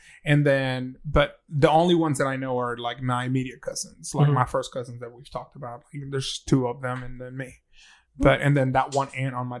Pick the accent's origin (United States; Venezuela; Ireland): Venezuela; moved away; also born or lived in the South (US); Southern Baptist, even though I'm from Venezuela